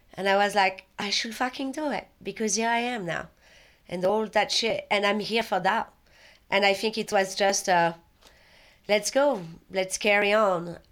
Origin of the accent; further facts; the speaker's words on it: Paris, Île-de-France, France; English is a second language; moved away as an adult; also born or lived in London, United Kingdom; now in United States; I was born in Paris, and I was born and raised there, and I was there all the way until my twenty-second or twenty-third birthday